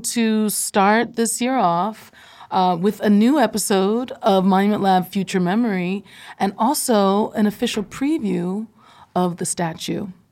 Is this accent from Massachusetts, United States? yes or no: no; Philadelphia, Pennsylvania, United States; I am a Philadelphian, born and raised